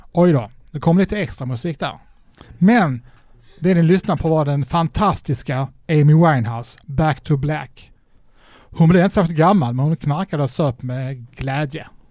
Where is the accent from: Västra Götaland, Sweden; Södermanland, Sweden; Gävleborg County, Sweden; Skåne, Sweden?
Skåne, Sweden; Trelleborg; moved away; när jag bodde hemma i Trelleborg